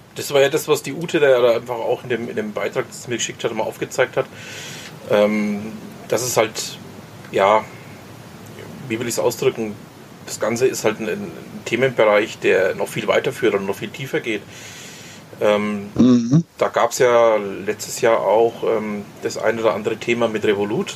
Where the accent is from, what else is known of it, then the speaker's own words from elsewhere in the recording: Franconia, Germany; uns Franken